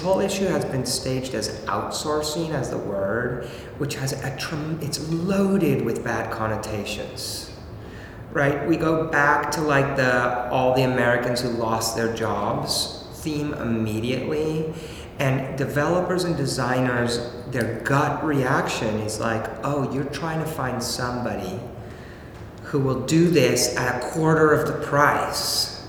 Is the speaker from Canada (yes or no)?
no; Mexico; born there; I was born in Mexico. My mom's Mexican. My wife is Bulgarian.